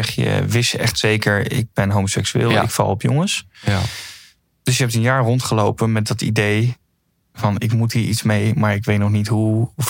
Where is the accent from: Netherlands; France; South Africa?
France; moved away; we zijn Frans. Frankrijk eh, zijn we katholiek dan.